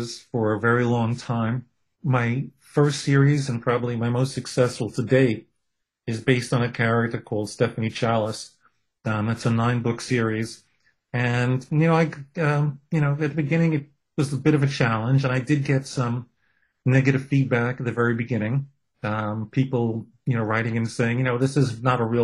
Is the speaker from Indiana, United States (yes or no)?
no; New York City, New York, United States; I'm a kid from Brooklyn with a Jewish heritage